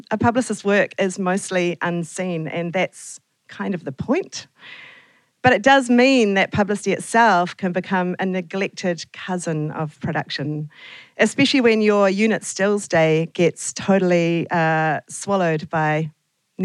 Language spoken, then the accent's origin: English; Auckland, New Zealand; also born or lived in Lower Hutt / Naenae / Wellington / Christchurch; I then spent all of my school years in Papatoetoe.